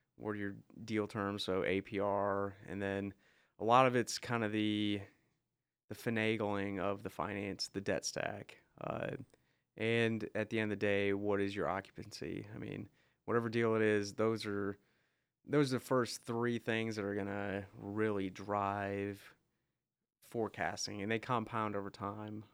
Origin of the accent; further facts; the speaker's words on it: Crossville, Tennessee, United States; growing up in Crossville